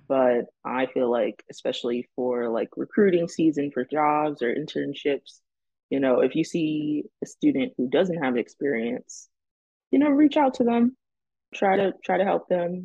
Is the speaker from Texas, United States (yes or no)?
no; Long Branch, New Jersey, United States; moved away as an adult; also born or lived in Delaware; now in California, United States; I'm from Long Branch, New Jersey